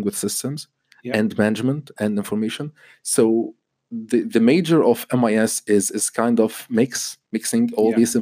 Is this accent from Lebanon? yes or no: yes; Lebanon; moved away as an adult; I was born and raised in Lebanon.